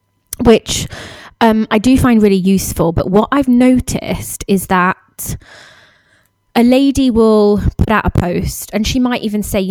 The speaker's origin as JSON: {"language": "English", "country": "United Kingdom", "moved": "yes", "said": "we're all British expats"}